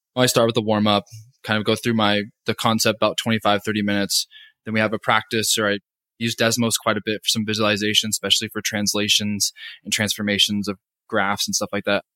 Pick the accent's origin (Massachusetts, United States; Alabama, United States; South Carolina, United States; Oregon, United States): Oregon, United States; moved away as an adult; also born or lived in Kentucky / Hawaii; now in Calgary, Canada; I'm actually from Oregon originally